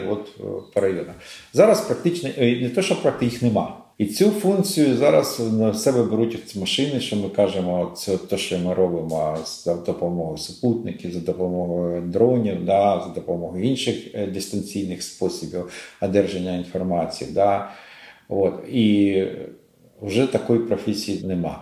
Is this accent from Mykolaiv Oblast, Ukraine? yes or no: no; Kharkiv, Kharkiv Oblast, Ukraine; Я сам з Харкова, да, сам і з Харківщини